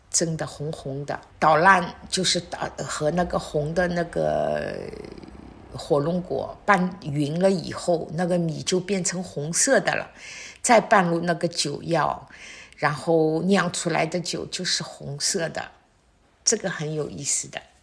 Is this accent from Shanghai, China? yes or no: yes; Shanghai, China; moved away as an adult; now in Wuyishan, China; 我们上海人习惯的那种酒酿小圆子